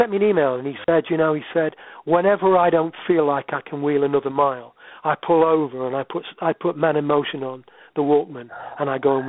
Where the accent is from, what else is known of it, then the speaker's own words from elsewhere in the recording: Sherwood Forest, East Midlands, United Kingdom; now in Yorkshire, United Kingdom; I live in Yorkshire. I'm running you 20 miles from where I was born. I was born in Sherwood Forest and never moved away, really.